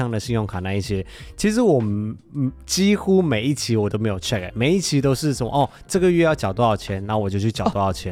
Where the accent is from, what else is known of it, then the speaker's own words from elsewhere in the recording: Malaysia; now in Taiwan; 因为我是马来西亚人嘛，啊。我在马来西亚本来就几乎没有遇过地震